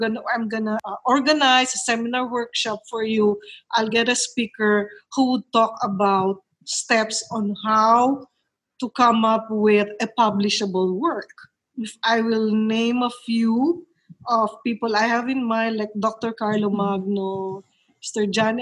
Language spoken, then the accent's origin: English; Manila, Metro Manila, Philippines; now in La Union, Philippines; See, I came from Manila. So I know people from Manila who would be good speakers for certain topics.